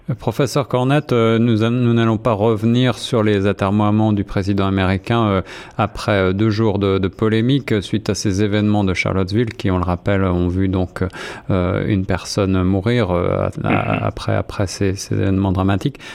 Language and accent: French; Canada; notre situation au Canada, nous qui sommes face à une immigration importante